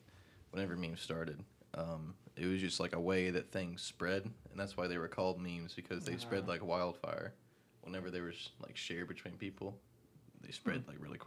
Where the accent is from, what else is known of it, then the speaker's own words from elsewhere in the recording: Memphis, Tennessee, United States; I'm from Memphis